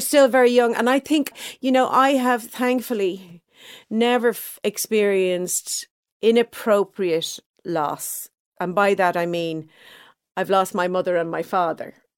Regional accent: Dublin, Leinster, Ireland; I grew up in Clontarf, a nice middle class neighborhood

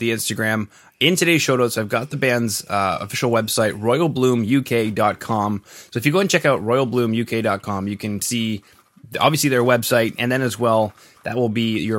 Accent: Canada; We are from Canada

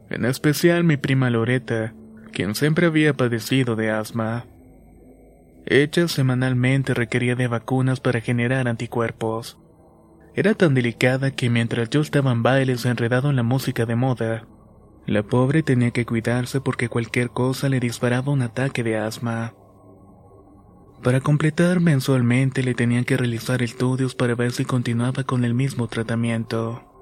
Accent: Mexico; soy de México

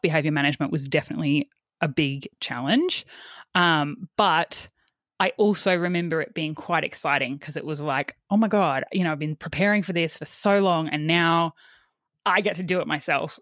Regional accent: Yeppoon, Queensland, Australia; I grew up in Yppoon, uh, which is on the central Queensland coast.

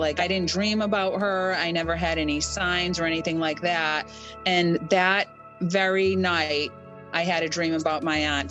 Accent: Worcester, Massachusetts, United States; I'm from Worcester, Massachusetts

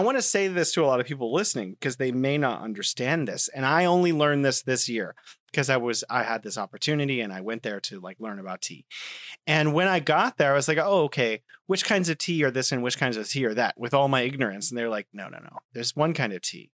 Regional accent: United States; now in China; I'm from America.

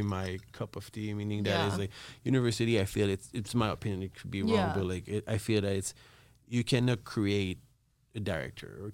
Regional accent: Montreal, Quebec, Canada; I'm from Montreal

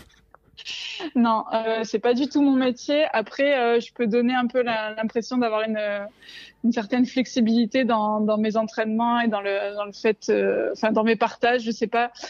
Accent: Marseille, Provence-Alpes-Côte d'Azur, France; now in Gap, France; j'ai bientôt 32 euh, ans. Je suis de Marseille, même si ça s'entend pas, et ça va faire un an que je me suis installée avec mon chien Peanut euh, du côté de Gap.

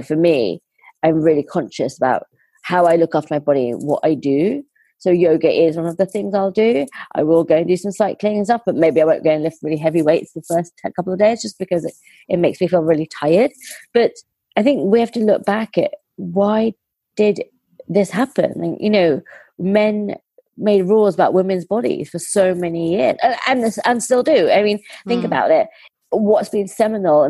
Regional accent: India; So I'm Indian

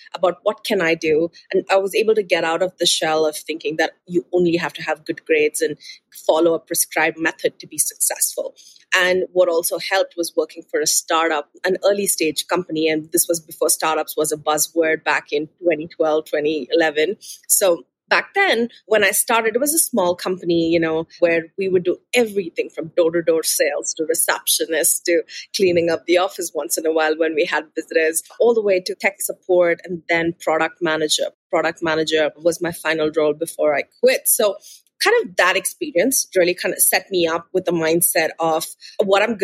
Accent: Bangalore, Karnataka, India; moved away as an adult; also born or lived in Sydney, Australia; I'm born and raised in Bangalore. It's the city in the southern part of India.

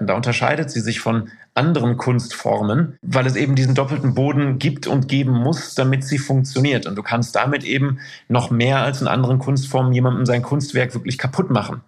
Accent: Isselburg, North Rhine-Westphalia, Germany; moved away as an adult; also born or lived in Moers / Duisburg / Haldern / Amsterdam; aufgewachsen bin ich in Anholt. Das ist ein mhm. Stadtteil von Isselburg

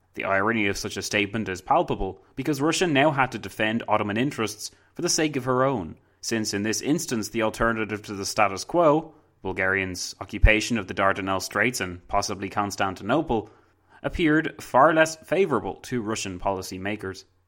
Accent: Ireland; I'm Irish

